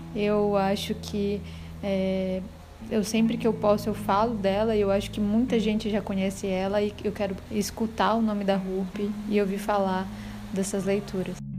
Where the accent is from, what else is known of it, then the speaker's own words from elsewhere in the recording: Belém, Pará, Brazil; now in Salvador, Brazil; Sou paraense de nascimento, nasci em Belém do Pará, terra do açaí